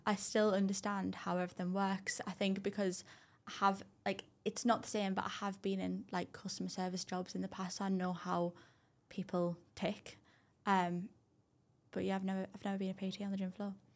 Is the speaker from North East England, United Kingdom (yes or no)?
yes; Durham, North East England, United Kingdom; I'm actually from Durham